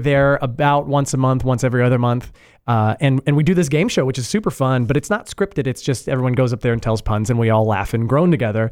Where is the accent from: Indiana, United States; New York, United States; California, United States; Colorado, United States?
Indiana, United States; moved away as an adult; I'm originally from Indiana, and I just moved here, like, five years ago.